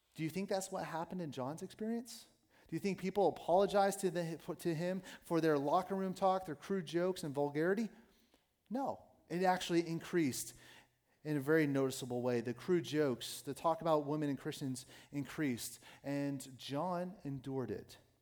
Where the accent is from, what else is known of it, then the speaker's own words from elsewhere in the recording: United States; as Americans, we don't like to suffer well